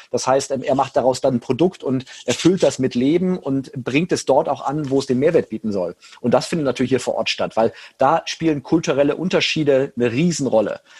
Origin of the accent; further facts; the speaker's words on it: Rhineland, Germany; ich bin Rheinländer, da fällt mir das drei Sätze immer wenig reden, sehr schwierig.